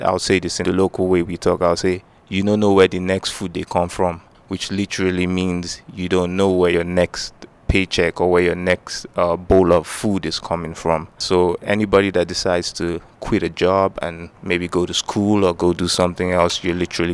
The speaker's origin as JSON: {"language": "English", "country": "Nigeria", "moved": "as an adult", "lives_now": "Anchorage, United States", "said": "I'm from Nigeria"}